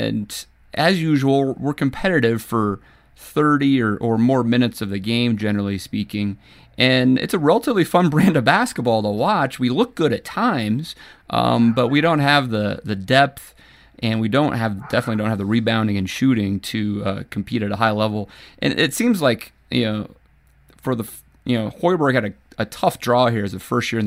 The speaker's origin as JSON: {"language": "English", "region": "Nebraska", "country": "United States", "tie": "born or raised there", "moved": "as an adult", "lives_now": "Colorado, United States", "said": "growing up in Nebraska as a basketball fan"}